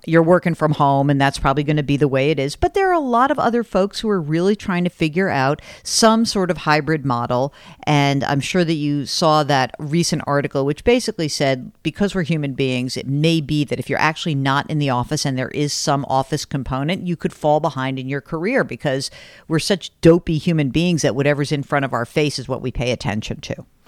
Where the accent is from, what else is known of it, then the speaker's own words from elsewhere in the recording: New York City, New York, United States; New York City because that's my hometown